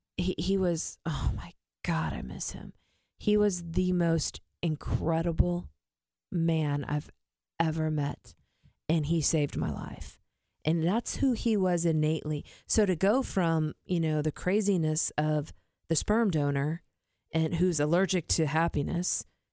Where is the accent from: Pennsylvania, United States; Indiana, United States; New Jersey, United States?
Indiana, United States; Warsaw; I came from the Midwest to here.